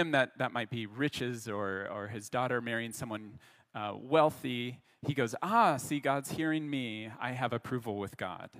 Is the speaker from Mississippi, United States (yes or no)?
no; Colorado, United States; now in Montreal, Canada; I'm from Colorado